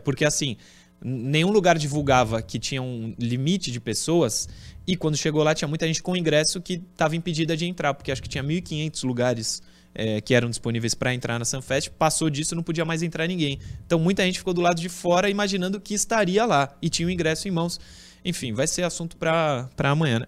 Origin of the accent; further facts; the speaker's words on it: Porto Velho, Rondônia, Brazil; Eu sou natural de Porto Velho, Rondônia